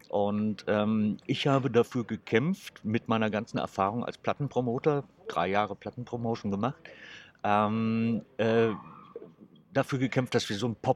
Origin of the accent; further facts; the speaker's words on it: Saarland, Germany; moved away as an adult; also born or lived in Frankfurt; Ich komme aus dem Saarland. Du kommst aus dem Saarland? ja. Woher genau? Äh, aus dem Hochwald.